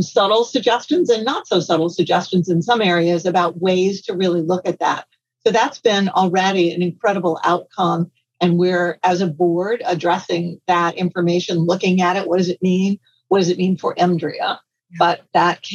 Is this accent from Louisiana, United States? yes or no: yes; Louisiana, United States; I'm from Louisiana and we make gumbo